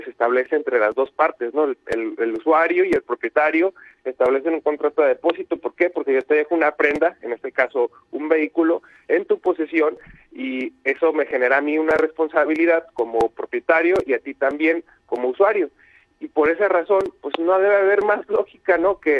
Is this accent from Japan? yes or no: no; Mexico; Creo que eh, debemos dejar de pensar así como sociedad, como mexicanos, debemos de aspirar a ser una sociedad más responsable